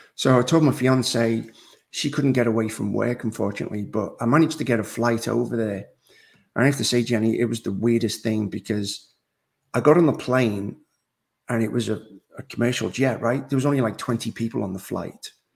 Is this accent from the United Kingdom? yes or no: yes; Liverpool, North West England, United Kingdom; moved away as an adult; now in North Carolina, United States; I actually live in North Carolina in the United States. I'm originally from Liverpool, England, okay. and I've been in the States now 21 years